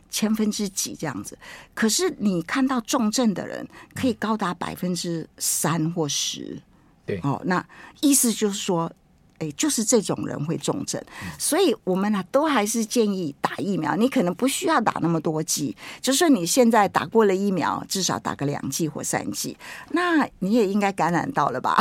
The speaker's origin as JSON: {"language": "Chinese", "country": "Taiwan", "said": "我台湾人很会取名字"}